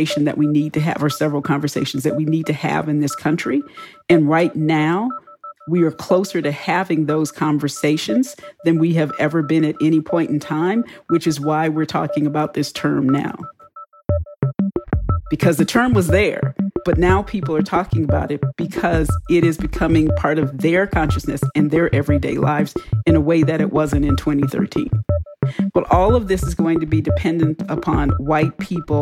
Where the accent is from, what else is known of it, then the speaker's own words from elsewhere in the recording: Houston, Texas, United States; I grew up in Texas.